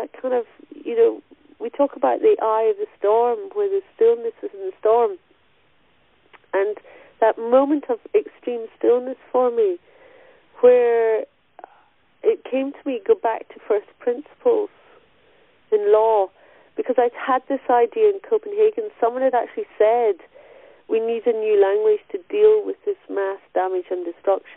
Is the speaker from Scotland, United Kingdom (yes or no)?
yes; Stirlingshire, Scotland, United Kingdom; where I grew up in Stirlingshire